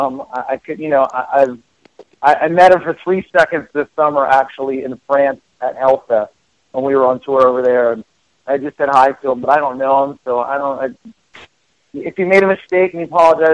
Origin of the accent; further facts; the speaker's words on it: Philadelphia, Pennsylvania, United States; I grew up in Philadelphia